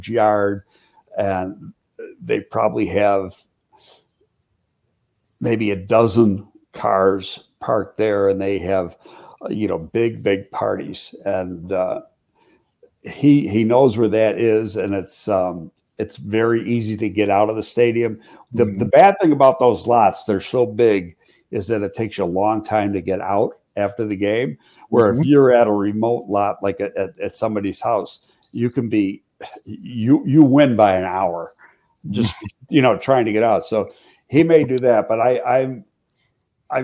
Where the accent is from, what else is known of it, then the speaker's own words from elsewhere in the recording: Buffalo, New York, United States; moved away; I got a good friend from here who I grew up with in Buffalo